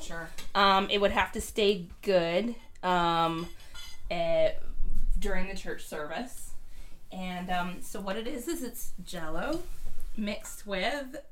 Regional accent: Minnesota, United States; I'm from Minnesota

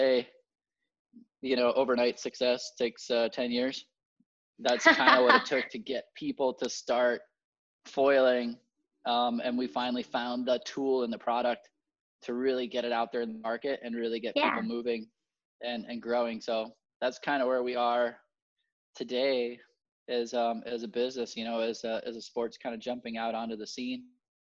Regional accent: Puerto Rico; I was born and raised in Puerto Rico

